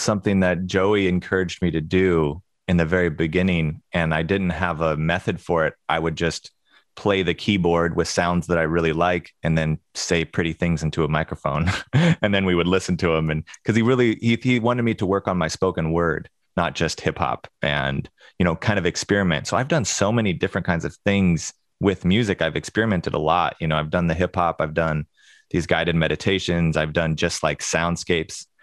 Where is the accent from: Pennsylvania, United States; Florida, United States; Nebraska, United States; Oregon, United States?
Oregon, United States; Springfield; I grew up in Springfield